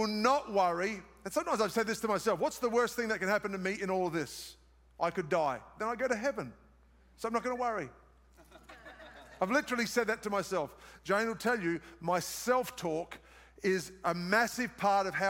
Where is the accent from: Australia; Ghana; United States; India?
Australia; accent: Australian; moved away; It's my Australian accent